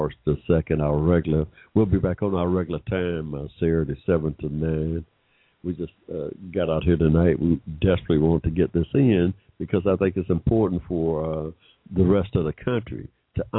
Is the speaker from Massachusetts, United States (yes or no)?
no; McDonough, Georgia, United States; I was born in 1945 in Georgia, y'all, without financial or 14th Amendment right protections. Me, when I started school in 1951 in this state, I rode right past a white school that seemed like right next door, all the way to a rundown black school in McDonough